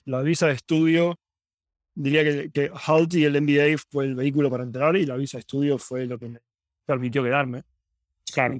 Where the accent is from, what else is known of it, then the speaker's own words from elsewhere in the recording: Buenos Aires, Argentina; moved away as an adult; also born or lived in San Francisco, United States; now in Silicon Valley, United States; Vengo de Argentina, soy originalmente de Argentina, eh, estuve ahí 27 años.